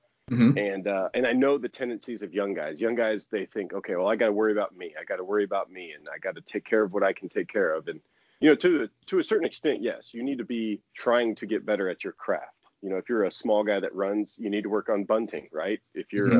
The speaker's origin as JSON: {"language": "English", "region": "Florida", "country": "United States", "tie": "born or raised there", "said": "I grew up in Florida"}